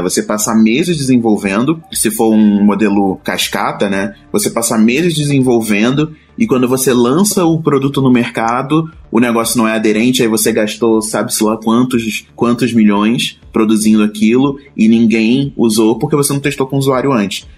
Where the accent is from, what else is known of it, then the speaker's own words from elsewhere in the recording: Rio de Janeiro, Brazil; moved away as an adult; now in São Paulo, Brazil; também sou carioca, que nem a Luana